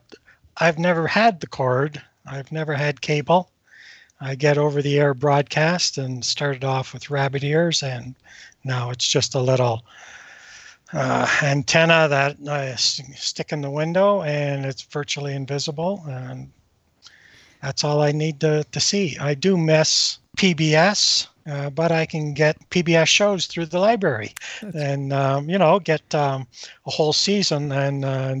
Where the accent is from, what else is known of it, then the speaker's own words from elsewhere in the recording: Northern Ontario, Canada; moved away as an adult; now in Western Canada; I grew up in Northern Ontario and there was no cable.